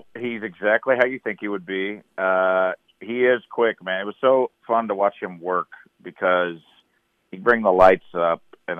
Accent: St. Louis, Missouri, United States; I'm from St. Louis

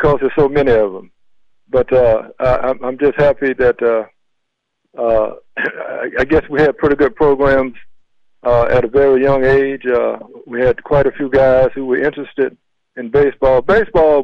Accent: Mobile, Alabama, United States; coming up in Africa Town Plateau

